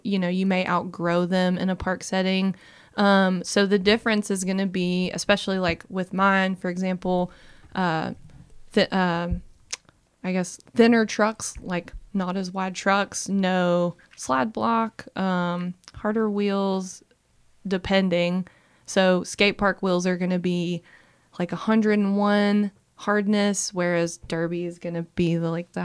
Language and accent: English; Florence, Alabama, United States; now in Birmingham, United States; My first skate park that I ever went to was in my hometown in Florence, Alabama.